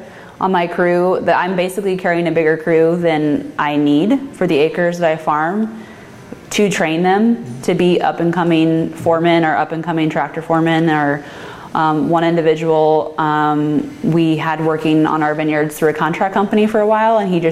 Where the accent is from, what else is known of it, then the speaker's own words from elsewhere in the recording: Midwest, United States; I'm from the Midwest, and it's just family farm.